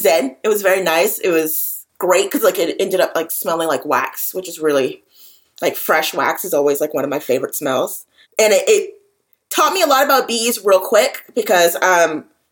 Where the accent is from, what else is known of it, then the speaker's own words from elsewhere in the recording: Atlanta, Georgia, United States; I'm from the Atlanta metro area